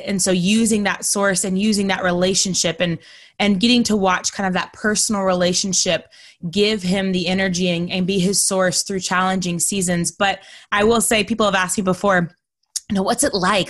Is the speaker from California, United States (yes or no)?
no; Texas, United States; also born or lived in North Carolina; now in Florida, United States; I'm originally from Texas